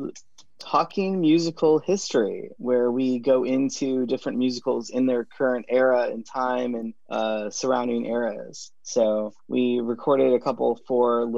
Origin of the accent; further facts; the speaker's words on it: Michigan, United States; I'm from Michigan.